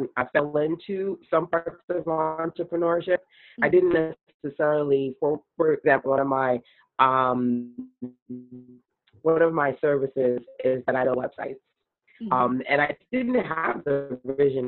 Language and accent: English; New York City, New York, United States; I grew up in Brooklyn